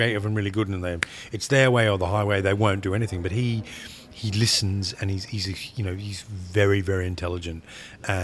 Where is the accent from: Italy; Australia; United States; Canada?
Australia; now in England; I'm from Australia, I live in England